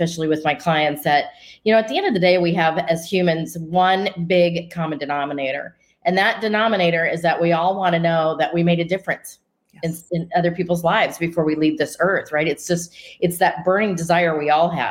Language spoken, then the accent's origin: English; Denver, Colorado, United States; moved away as an adult; now in Scottsdale, United States; I grew up in Denver, Colorado, and now live in Scottsdale, Arizona